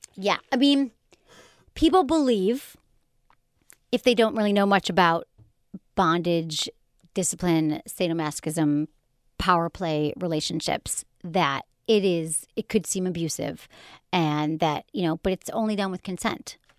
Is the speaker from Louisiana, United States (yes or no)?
no; Michigan, United States; accent: Michigan; my Michigan accent